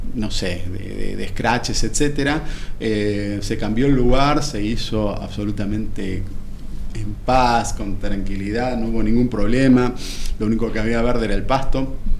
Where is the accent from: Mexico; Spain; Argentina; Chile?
Argentina; Buenos Aires; moved away as an adult; yo soy de Buenos Aires, yo eh, estudié aquí en la UBA y, toda la vida viví aquí en Buenos Aires